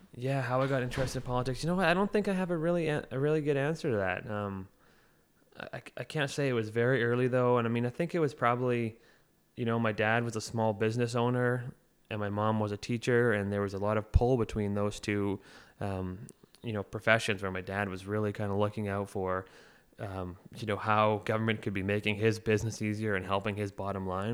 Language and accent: English; Oliver, British Columbia, Canada; now in Victoria, Canada; I grew up in Oliver and Osoyoos in between the two towns.